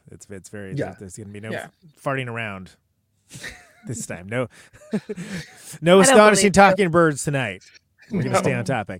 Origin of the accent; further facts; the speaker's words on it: Central Valley, California, United States; But I'm from the Central Valley